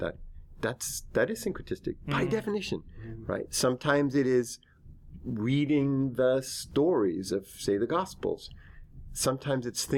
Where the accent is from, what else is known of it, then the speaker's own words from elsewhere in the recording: Northern California, United States; I'm from Northern California and grew up there 5 generations